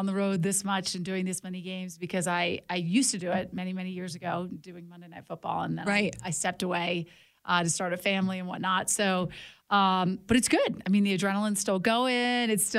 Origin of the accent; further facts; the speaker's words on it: Baltimore, Maryland, United States; I grew up in Baltimore